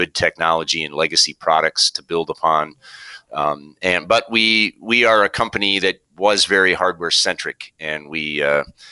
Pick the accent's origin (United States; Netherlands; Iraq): United States; Minnesota; also born or lived in New York; Grew up in Minnesota, born and raised in Minnesota